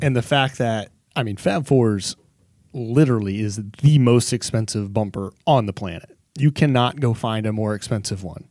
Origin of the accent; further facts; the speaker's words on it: Texas, United States; growing up in Texas